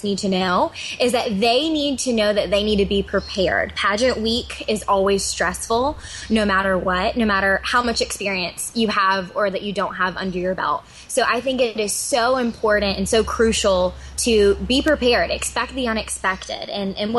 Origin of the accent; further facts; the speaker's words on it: Georgia, United States; Georgia is my home state.